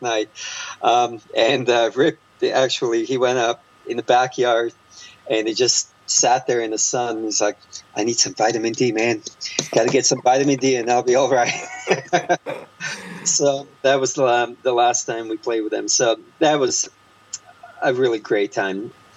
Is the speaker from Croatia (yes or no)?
yes; Croatia; now in United States; while growing up in Croatia